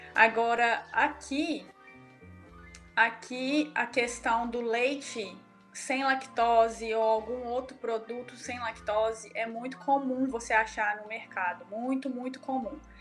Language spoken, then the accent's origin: Portuguese; Lagoa da Prata, Minas Gerais, Brazil; moved away; eu sou de Lagoa da Prata e nós temos a Embaré